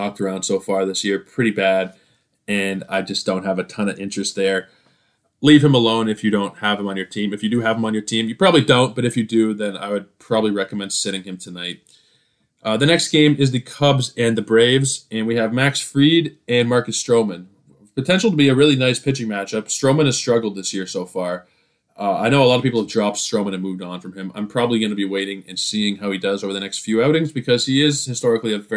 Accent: Toronto, Ontario, Canada; my hometown, Toronto

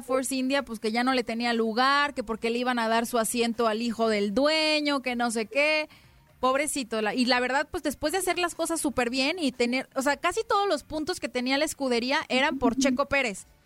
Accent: Mexico; Yo como mexicana

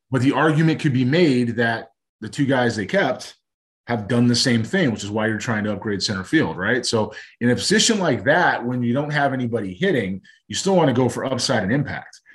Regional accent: Los Angeles, California, United States; growing up in Los Angeles

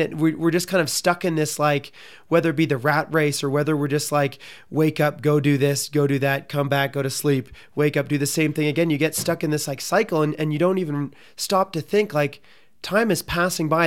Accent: Canada; I'm from Canada

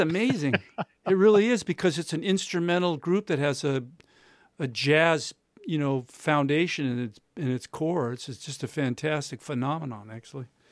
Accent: United States; I'm American.

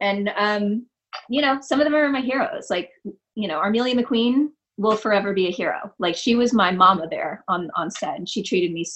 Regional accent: outside Los Angeles, California, United States; also born or lived in Detroit, Michigan; I grew up outside of LA. I grew up first in Vista, and then, which is kind of a San Diego-y neighborhood, and then out toward San Bernardino, Riverside area

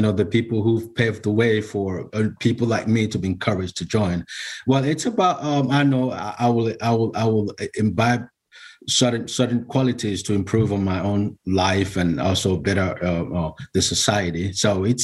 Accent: Nigeria; now in United States; originally I'm from Nigeria.

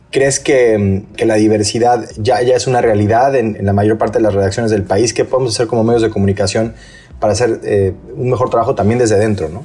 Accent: Mexico; en mi país, en México

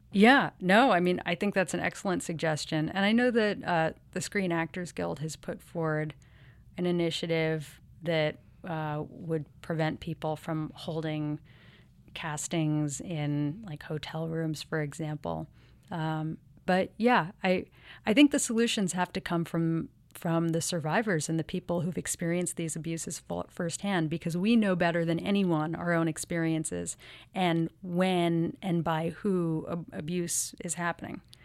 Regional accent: New York City, New York, United States; I grew up here in New York City

